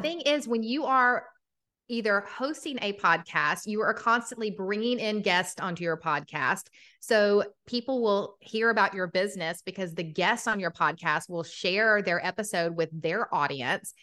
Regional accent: Atlanta, Georgia, United States; accent: Southern; I'm from Atlanta, Georgia. If you can't hear the Southern accent, it comes out quite often

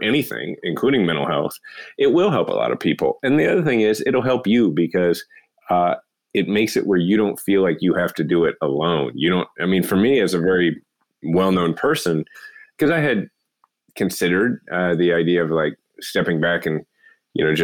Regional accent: Kansas City, Missouri, United States; my hometown, Kansas City

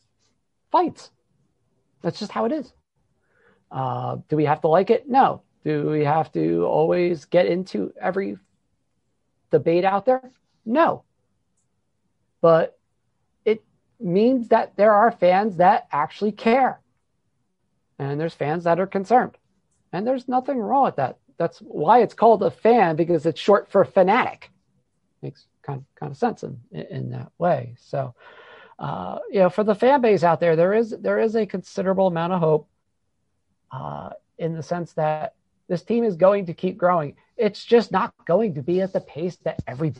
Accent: New Jersey, United States; We're from New Jersey

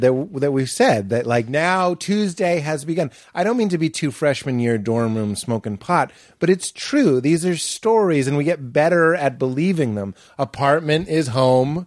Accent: Boston, Massachusetts, United States; moved away; I'm from Boston, it's such a sports place

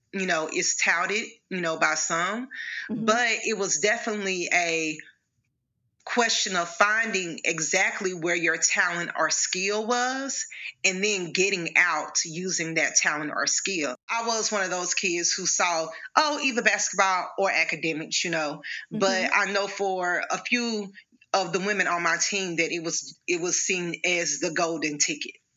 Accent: Arkansas, United States; I'm from Arkansas, born and raised.

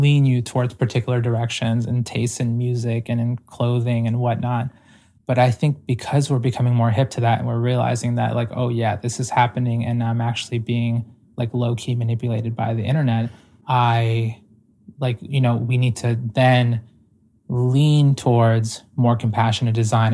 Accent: Ecuador; moved away; I'm primarily indigenous from South America, like, I was born in Ecuador

